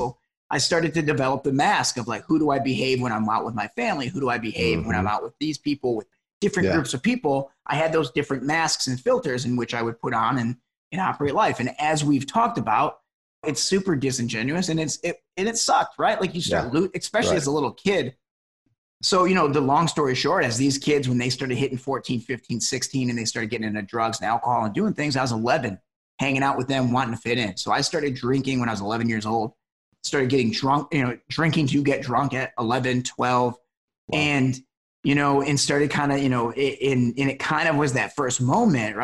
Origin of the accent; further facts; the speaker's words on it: Detroit, Michigan, United States; now in Los Angeles, United States; I grew up in Metro Detroit, you know, was the son of a cop